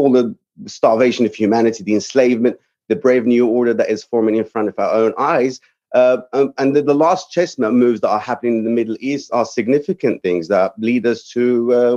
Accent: Morocco; moved away as an adult; also born or lived in England; now in Texas, United States; I'm from Morocco. It's in North Africa, neighboring Spain. So I lived there the majority of my life, between there and England, and ultimately ended up in America

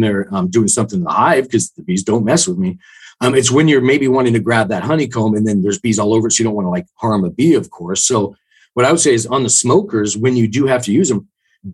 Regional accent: the Northwest, Pacific Northwest, United States; I'm from the Northwest

